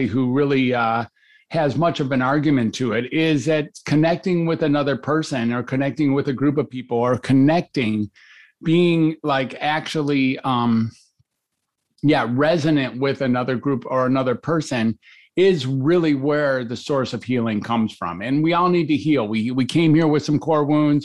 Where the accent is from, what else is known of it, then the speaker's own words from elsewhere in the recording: Detroit, Michigan, United States; also born or lived in Ann Arbor; I grew up in Detroit